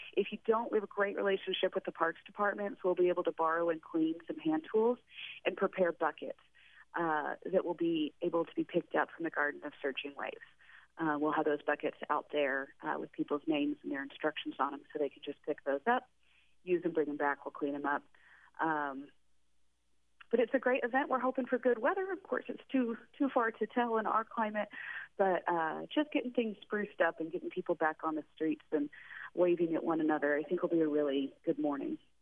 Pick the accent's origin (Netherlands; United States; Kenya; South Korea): United States; Texas; also born or lived in West Coast; now in Astoria, United States; I'm originally from Texas, but I bounced around the West Coast a little bit